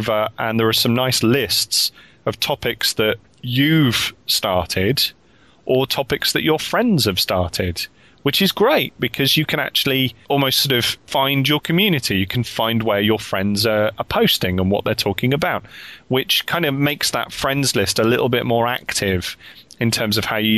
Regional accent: United Kingdom; we're all from the United Kingdom and we're all sort of talking here from the different parts of the United Kingdom on Skype

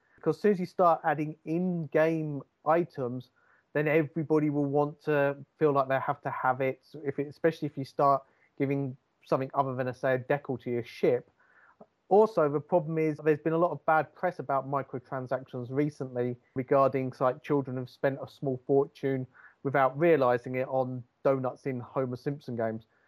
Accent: Hertfordshire, East of England, United Kingdom; now in North East England, United Kingdom; I'm from Hertfordshire near Cambridge, but now live in the northeast of England.

